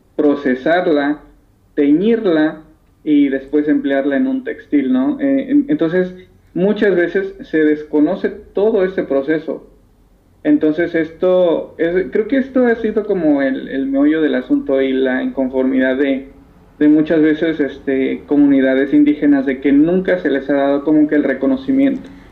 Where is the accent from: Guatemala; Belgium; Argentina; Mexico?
Mexico; aquí en México